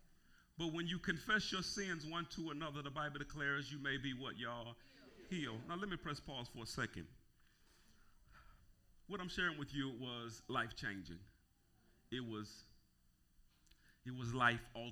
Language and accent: English; Gulfport, Mississippi, United States; I grew up in Naugupport